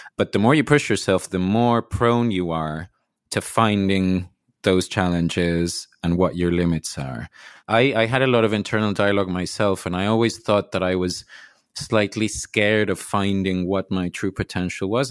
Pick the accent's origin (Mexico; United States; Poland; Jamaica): Mexico; I'm from Mexico